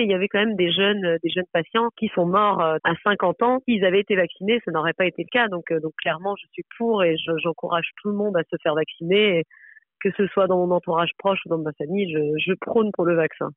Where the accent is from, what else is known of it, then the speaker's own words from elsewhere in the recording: France; moved away as an adult; now in Brussels, Belgium; je suis française, euh, j'habite à Bruxelles, je suis médecin